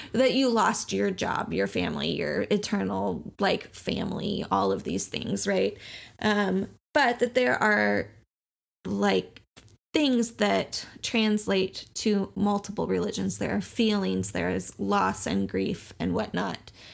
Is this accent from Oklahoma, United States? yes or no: yes; Oklahoma, United States; We grew up in Oklahoma, where Christianity was the status quo